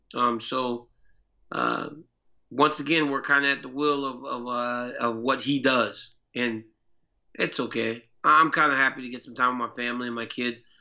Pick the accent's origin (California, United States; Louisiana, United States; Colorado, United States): Louisiana, United States; I'm from Louisiana, you know, I'm from kind of the hood